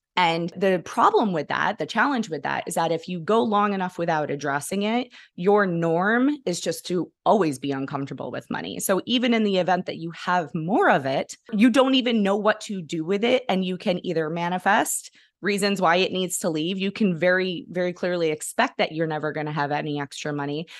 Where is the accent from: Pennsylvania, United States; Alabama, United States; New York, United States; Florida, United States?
New York, United States; now in Kentucky, United States; I grew up in New York